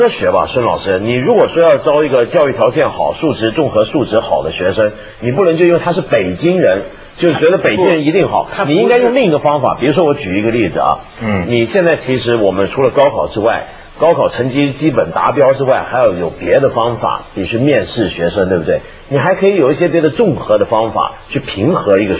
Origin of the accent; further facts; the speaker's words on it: Hong Kong; 我作为香港人很不懂的